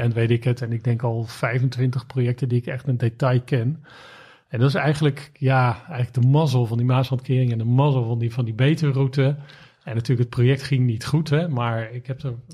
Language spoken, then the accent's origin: Dutch; Rijswijk, South Holland, Netherlands; opgegroeid in Rijswijk